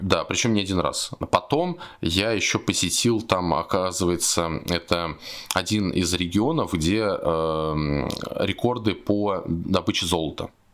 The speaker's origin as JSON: {"language": "Russian", "town": "Samara", "region": "Samara Oblast", "country": "Russia", "said": "я сам из Самары"}